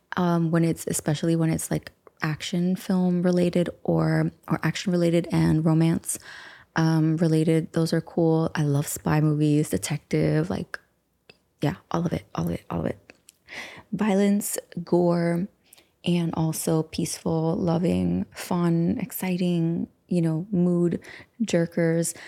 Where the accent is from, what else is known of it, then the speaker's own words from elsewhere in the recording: United States; we're from the United States